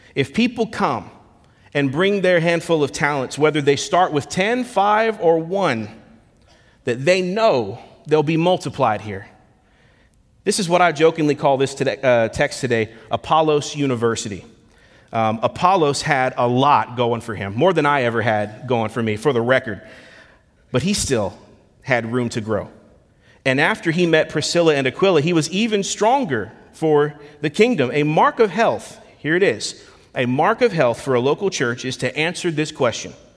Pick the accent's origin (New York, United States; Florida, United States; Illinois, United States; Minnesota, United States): Florida, United States; Lakeland; moved away as an adult; now in Memphis, United States; left my hometown in Lakeland, Florida to relocate here to Memphis, Tennessee